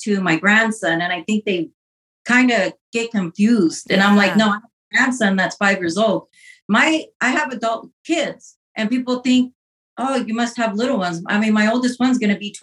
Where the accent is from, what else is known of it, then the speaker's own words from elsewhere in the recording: Pasco, Washington, United States; moved away as an adult; now in Los Angeles, United States; I was born and raised in Washington. I lived in Pasco, Washington.